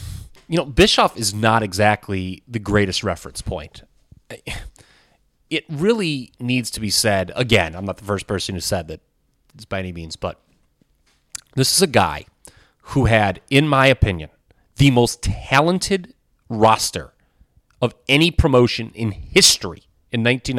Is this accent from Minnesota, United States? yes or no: yes; Minnesota, United States; I was like, I'm from Minnesota. I knew all about it.